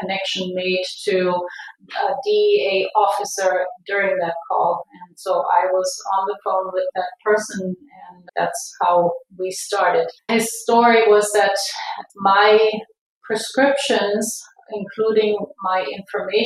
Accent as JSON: {"language": "English", "country": "Germany", "moved": "as an adult", "lives_now": "Irvine, United States", "said": "I am originally from Germany"}